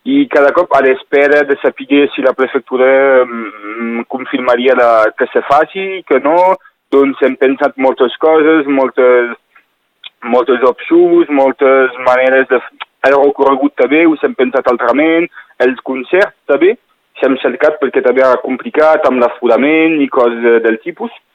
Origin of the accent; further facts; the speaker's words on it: Northern Catalonia, Occitania, France; la realitat que vivim aquí com a catalans